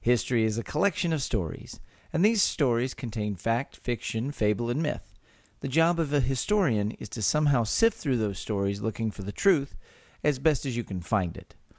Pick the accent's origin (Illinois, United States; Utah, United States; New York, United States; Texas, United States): Texas, United States; born or raised there